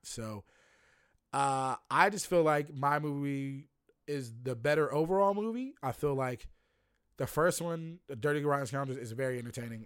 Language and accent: English; Lynchburg, Virginia, United States; I'm from Lynchburg, Virginia